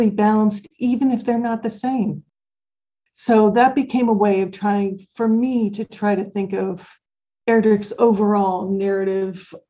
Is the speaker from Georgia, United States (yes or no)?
no; Minnesota, United States; now in Indiana, United States; I was born in Minnesota